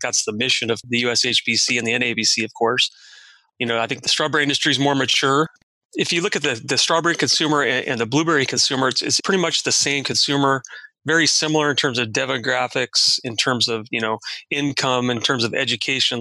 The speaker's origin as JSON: {"language": "English", "town": "Watsonville", "region": "California", "country": "United States", "tie": "born or raised there", "said": "I was born and raised in Watsonville"}